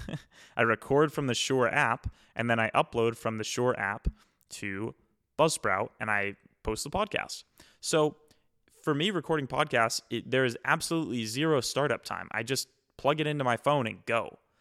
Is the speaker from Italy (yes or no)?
no; East Coast, United States; I'm from the East Coast